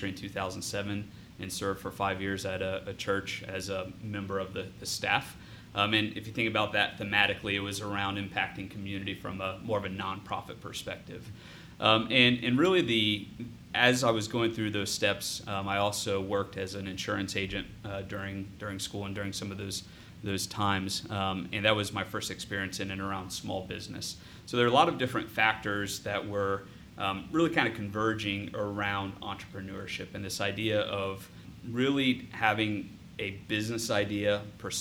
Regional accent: Bellefontaine, Ohio, United States; I'm born and raised in the Logan County area, which is northwest of Columbus by about 45 minutes. Bell Fountain is the city that I grew up in and actually still live in that area

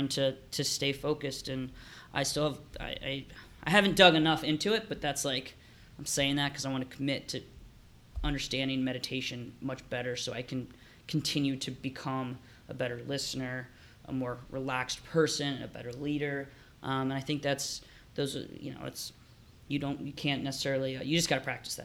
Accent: Dayton, Ohio, United States; now in Columbus, United States; we were born in Dayton. We live in Columbus.

